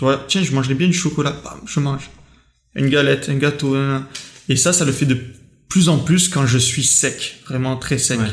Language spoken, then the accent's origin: French; France; j'ai grandi en France